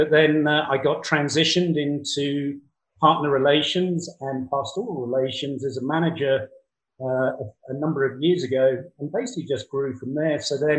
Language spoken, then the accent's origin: English; United Kingdom; moved away as an adult; also born or lived in Colorado Springs; now in United States; No, I was born and raised in the UK.